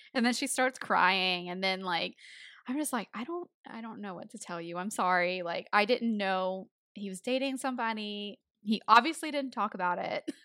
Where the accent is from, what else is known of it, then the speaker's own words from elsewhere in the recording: Tennessee, United States; accent: country; moved away as an adult; I was born in Tennessee, so I've had the accent, you know, for eighteen years